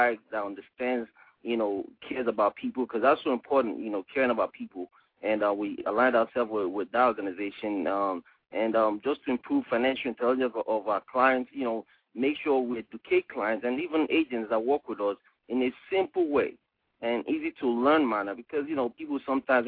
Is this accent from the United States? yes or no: no; Nigeria; moved away as an adult; I'm from West Africa, Nigeria, and, you know, left Africa when I was 18 years old